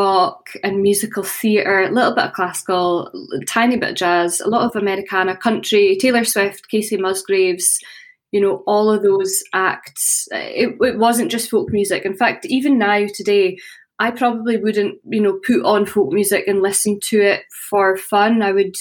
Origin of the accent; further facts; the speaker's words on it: Aberdeenshire, Scotland, United Kingdom; In Aberdeenshire, so in the countryside, yes. Not in the city.